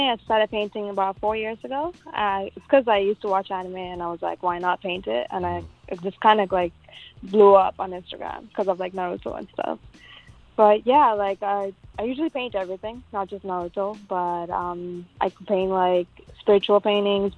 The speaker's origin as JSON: {"language": "English", "country": "Sri Lanka", "tie": "born or raised there", "also_born_or_lived": "Scarborough, Toronto, Canada", "moved": "yes", "lives_now": "Canada", "said": "I was born and raised in Sri Lanka, and I just came to Canada in 2009."}